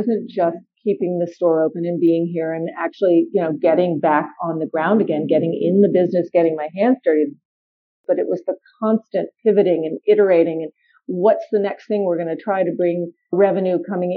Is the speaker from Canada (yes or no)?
no; New York City, New York, United States; now in Washington, D.C., United States; my hometown of New York City